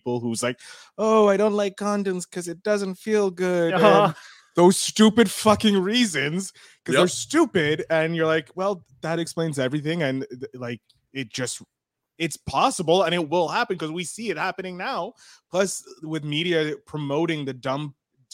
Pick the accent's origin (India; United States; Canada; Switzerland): Canada; As a Canadian